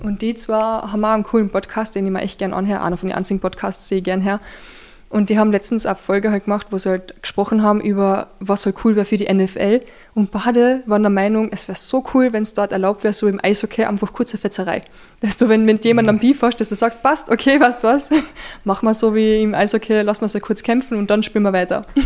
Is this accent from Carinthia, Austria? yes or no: yes; Zwickenberg, Carinthia, Austria; ich bin am Berg aufgewachsen, gell? Zwickimberg